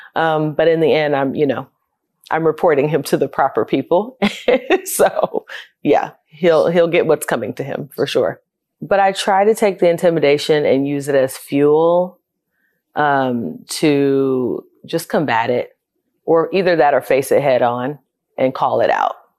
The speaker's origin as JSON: {"language": "English", "town": "Fort Lauderdale", "region": "Florida", "country": "United States", "tie": "born or raised there", "also_born_or_lived": "Nashville", "moved": "as an adult", "said": "I grew up in Fort Lauderdale, Florida, born and raised"}